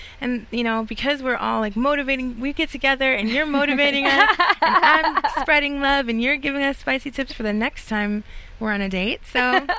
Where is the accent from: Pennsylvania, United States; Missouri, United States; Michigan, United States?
Michigan, United States; Detroit; I'm from Detroit